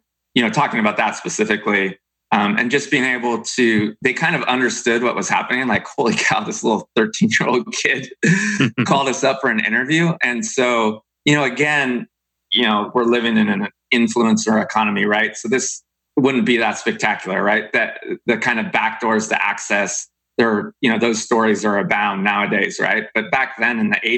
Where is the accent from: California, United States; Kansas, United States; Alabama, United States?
California, United States; Davis; my hometown of Davis, California